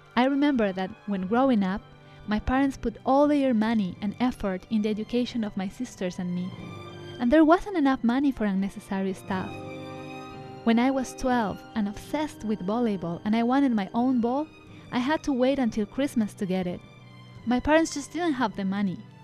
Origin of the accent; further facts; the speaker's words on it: Ecuador; moved away; Ecuador, where I grew up, is a Catholic country